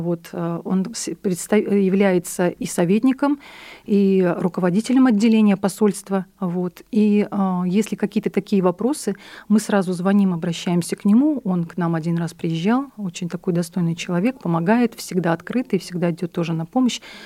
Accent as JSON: {"language": "Russian", "country": "Belarus", "moved": "yes", "lives_now": "Omsk, Russia", "said": "мы белорусы, у нас нет своих костюмов"}